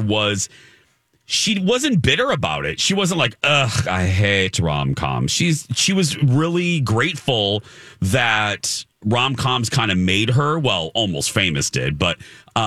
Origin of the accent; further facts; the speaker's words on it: Indiana, United States; moved away; my home state of Indiana